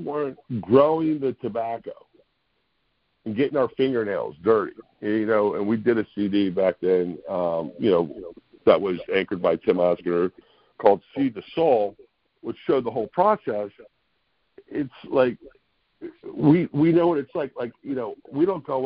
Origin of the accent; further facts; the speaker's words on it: Daytona Beach, Florida, United States; moved away as an adult; also born or lived in Washington, D.C. / Nashville; now in Philadelphia area, United States; I was born and raised in Daytona Beach, Florida